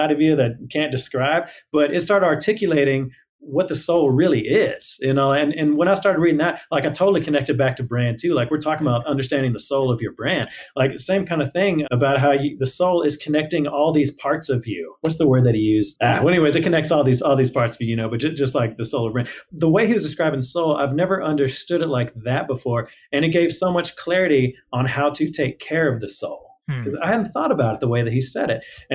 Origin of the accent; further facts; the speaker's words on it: Houston, Texas, United States; I grew up in Houston